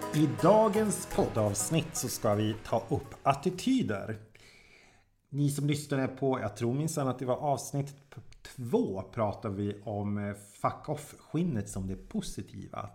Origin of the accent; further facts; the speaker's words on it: Jokkmokk, Norrbotten County, Sweden; moved away; jag kommer ju från Jokkmokk